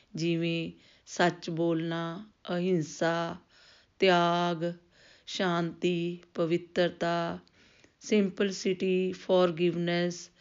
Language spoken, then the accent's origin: Punjabi; Batala, Punjab, India; ਮੈਂ ਬਟਾਲਾ ਤੋਂ ਬਿਲੋਂਗ ਕਰਦੀ ਹਾਂ